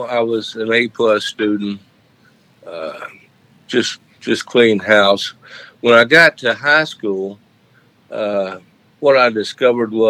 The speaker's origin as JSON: {"language": "English", "area": "French Broad / Biltmore Estate area", "region": "North Carolina", "country": "United States", "tie": "born or raised there"}